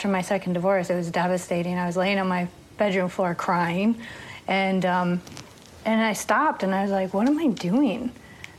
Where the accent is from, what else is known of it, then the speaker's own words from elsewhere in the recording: Waukegan, Illinois, United States; also born or lived in Las Vegas / New York; now in Los Angeles, United States; I was born and raised in Waukegan, Illinois, which is about 40 miles north of Chicago.